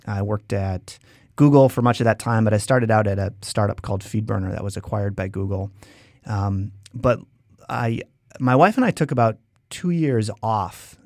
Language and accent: English; Wisconsin, United States; moved away as an adult; also born or lived in San Francisco; we're both from Wisconsin